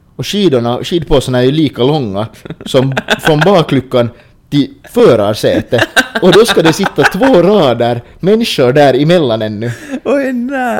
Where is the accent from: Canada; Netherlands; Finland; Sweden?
Finland; vi är finnar